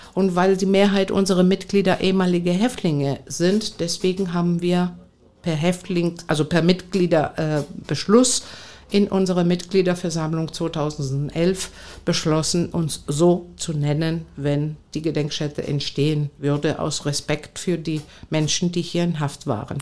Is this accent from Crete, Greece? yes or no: no; Athens, Attica, Greece; German is a second language; moved away as an adult; also born or lived in Bonn / Frankfurt am Main / Meissen; now in Cottbus, Germany; ich bin gebürtig aus Athen und bin äh, seit 41 Jahren in Deutschland äh, damals als 18-Jährige ins polareiskalte Wasser äh, gesprungen